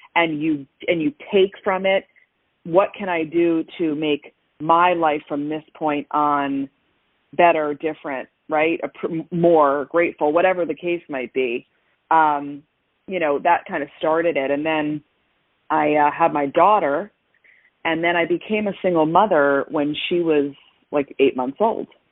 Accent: New Jersey, United States; now in Florida, United States; I grew up in New Jersey

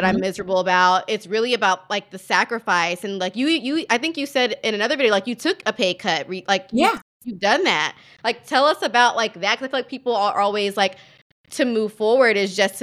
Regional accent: the South, United States; now in New York, United States; I'm from the South

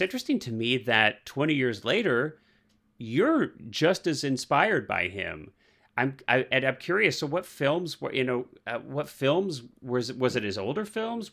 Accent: Missouri, United States; I grew up in the Midwest, I grew up in Missouri

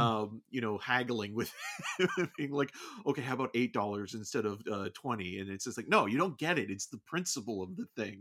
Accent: Canada; being Canadian

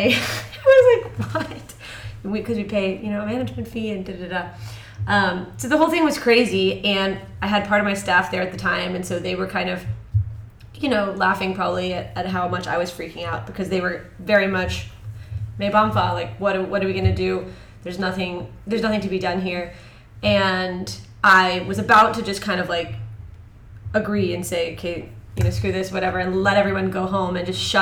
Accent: Connecticut, United States; moved away as an adult; now in Shanghai, China; I kind of grew up in Connecticut, high school and stuff.

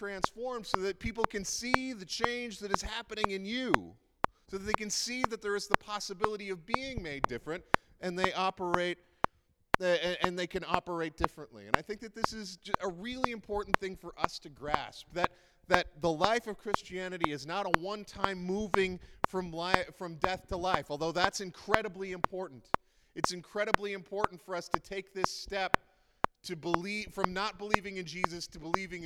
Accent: Prince Edward Island, Canada; I grew up in Prince Edward Island, which is like about 40 years behind the rest of the world

